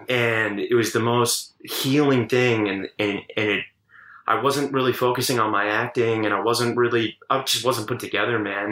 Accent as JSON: {"language": "English", "town": "Richmond", "region": "Virginia", "country": "United States", "tie": "born or raised there", "said": "I grew up in Richmond, Virginia"}